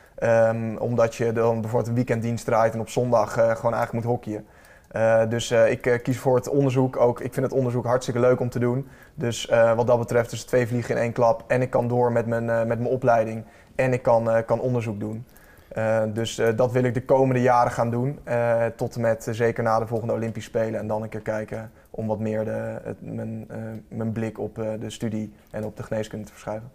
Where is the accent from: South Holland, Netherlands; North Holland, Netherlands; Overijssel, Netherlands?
North Holland, Netherlands; Heemstede; Ik ben opgegroeid in Heemstede